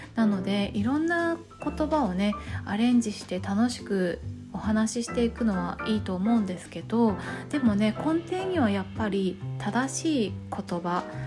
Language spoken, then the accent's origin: Japanese; Tokyo, Japan; 東京生まれ東京育ち